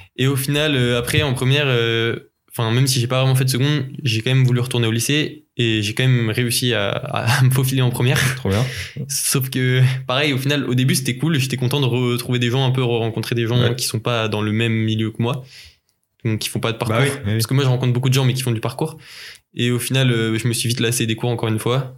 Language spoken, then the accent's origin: French; Rennes, Brittany, France; on est de Rennes